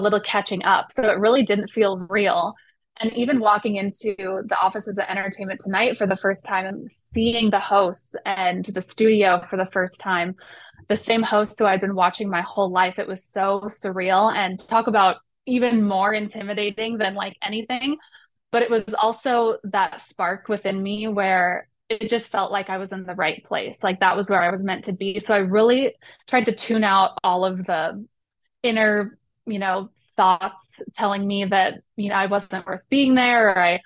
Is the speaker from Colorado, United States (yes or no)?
yes; Colorado, United States; moved away; I grew up in Colorado, away from